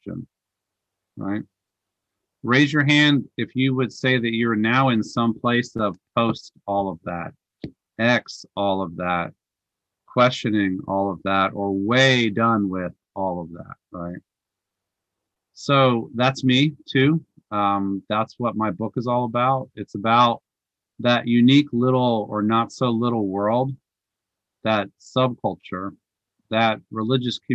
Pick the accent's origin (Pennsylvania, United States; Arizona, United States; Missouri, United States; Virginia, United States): Virginia, United States; Northern; I grew up Catholic in Northern Virginia, where I was raised